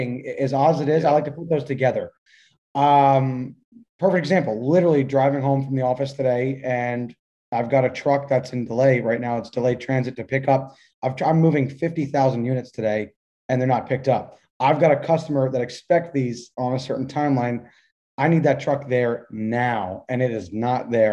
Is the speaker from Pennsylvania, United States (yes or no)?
yes; Philadelphia, Pennsylvania, United States; moved away as an adult; now in Tampa, United States; we're four boys from the Northeast, originally from the Philadelphia area